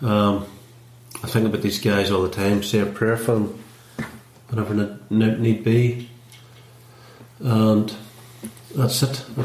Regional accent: Bellaghy, Northern Ireland, United Kingdom; I'm from Ballyscullion in Bellaghy, County Derry.

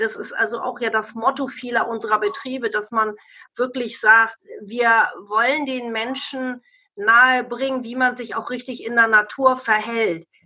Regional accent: Lower Saxony, Germany; bei uns in Niedersachsen

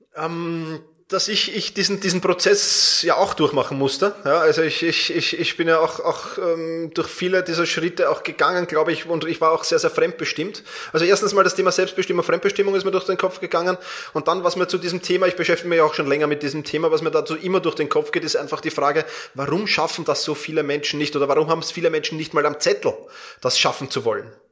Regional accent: Vienna, Austria; wir kommen zwar beide aus Wien

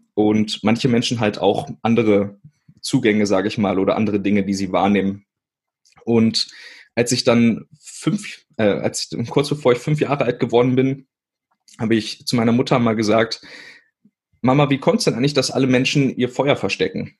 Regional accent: Witzenhausen, Hesse, Germany; Also ich bin in Witzenhausen geboren. Das ist äh, zwischen Kassel und Göttingen und ähm, ganz kleine Stadt.

